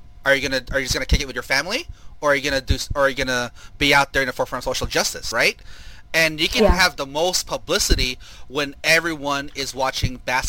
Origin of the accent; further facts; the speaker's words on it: Philippines; You know, I'm Filipino, so.